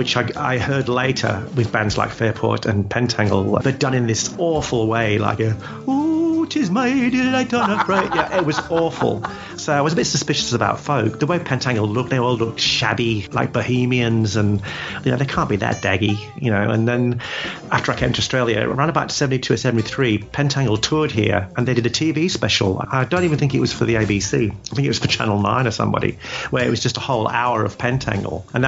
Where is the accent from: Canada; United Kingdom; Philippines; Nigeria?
United Kingdom; England; being an English person